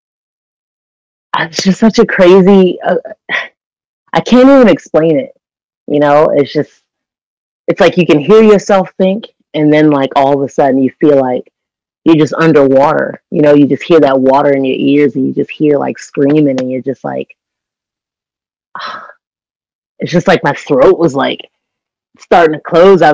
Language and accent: English; Washington, District of Columbia, United States; moved away as an adult; also born or lived in Orlando, Florida; in DC, you know, in my hometown